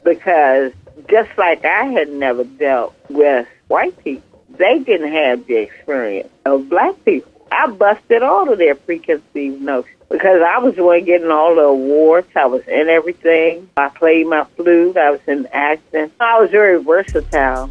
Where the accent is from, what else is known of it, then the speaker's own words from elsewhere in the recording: United States; also born or lived in Washington, D.C. / Prince George's County, Maryland / Atlanta; I went to a Catholic school in D.C., there were only two white students in the whole school